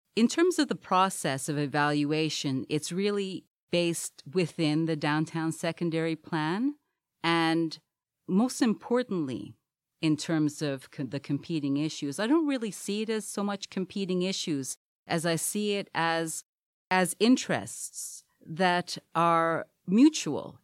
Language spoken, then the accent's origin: English; Montreal, Quebec, Canada; also born or lived in Trinidad; now in Hamilton, Canada; I was born in Trinidad, moved to Montreal at three, and grew up there